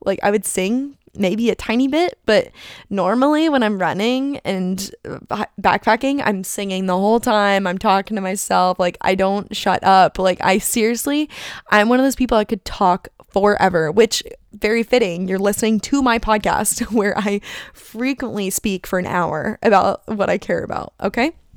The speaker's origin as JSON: {"language": "English", "town": "Phoenix", "region": "Arizona", "country": "United States", "tie": "born or raised there", "also_born_or_lived": "Oahu", "moved": "as an adult", "said": "here I am in Phoenix, Arizona"}